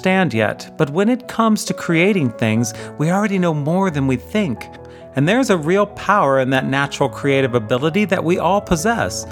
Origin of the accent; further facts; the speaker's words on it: United States; moved away; being an American kid